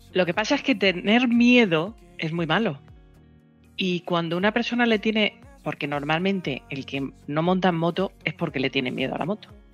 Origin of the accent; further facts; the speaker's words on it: Elda, Valencian Community, Spain; Estamos en Elda, somos de Elda